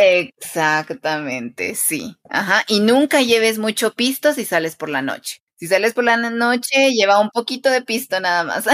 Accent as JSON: {"language": "Spanish", "region": "Quetzaltenango", "country": "Guatemala", "said": "yo soy de Quetzaltenango, es el nombre de mi ciudad."}